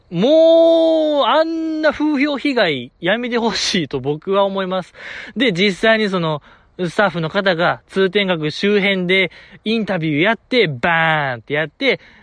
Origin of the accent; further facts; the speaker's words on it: Osaka, Japan; 大阪で生まれ、大阪で育ってますけども、現在も大阪在住でございます